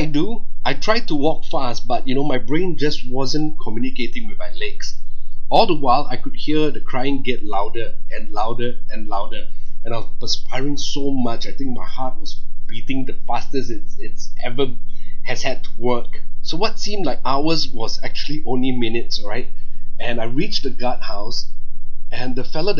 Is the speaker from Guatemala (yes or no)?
no; Singapore